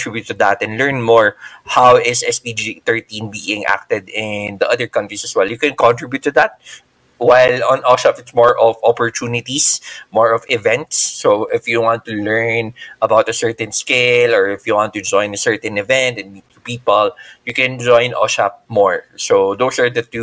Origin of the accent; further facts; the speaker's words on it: Philippines; I'm from the Philippines